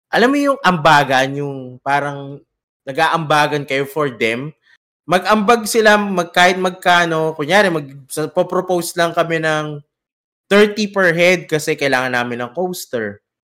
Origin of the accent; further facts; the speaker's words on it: Quezon City, Metro Manila, Philippines; moved away as an adult; now in United Arab Emirates; kami sa Cubao. So, taga Cubao ako